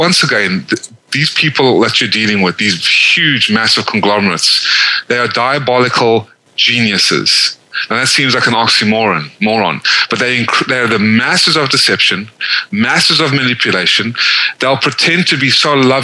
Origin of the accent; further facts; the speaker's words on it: South Africa; also born or lived in Georgia, United States; now in United States; the only reason why I was born in South Africa is because my family left the Holocaust